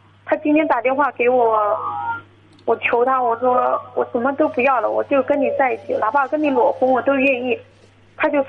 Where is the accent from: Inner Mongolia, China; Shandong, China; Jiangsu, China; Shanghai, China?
Jiangsu, China; 我是江苏的。